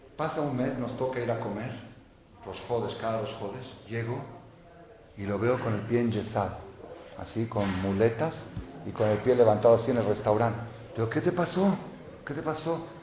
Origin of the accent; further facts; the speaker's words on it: Mexico; yo, hijo y nieto y bisnieto de mexicanos. Yo soy mexicano, yo soy de aquí, yo soy de aquí.